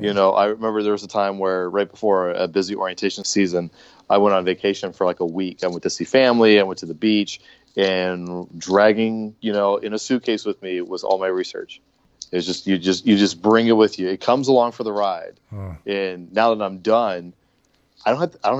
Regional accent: Baltimore, Maryland, United States; moved away as an adult; also born or lived in Minnesota / California; now in Arizona, United States; back in my hometown. I'm from Baltimore originally

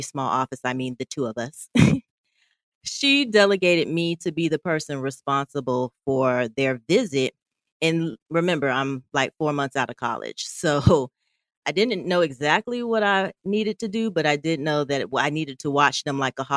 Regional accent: Miami, Florida, United States; I actually had a job lined up to work at a hospital in my hometown of Miami

